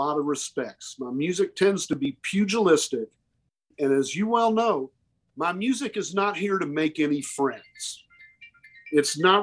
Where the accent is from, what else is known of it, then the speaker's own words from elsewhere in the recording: the South, United States; also born or lived in Oklahoma; I was born and raised in the South.